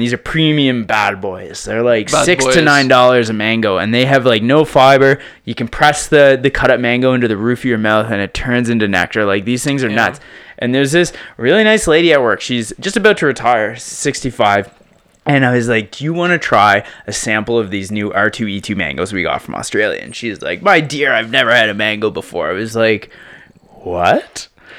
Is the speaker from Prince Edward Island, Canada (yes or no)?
yes; Prince Edward Island, Canada; Prince Edward Island, man.